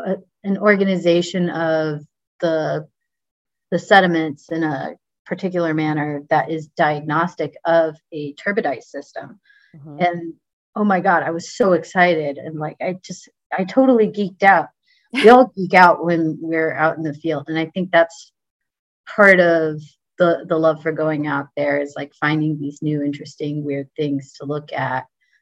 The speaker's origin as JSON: {"language": "English", "region": "Texas", "country": "United States", "said": "I'm from Texas. So of course my family's always asking, are you carrying a gun out there?"}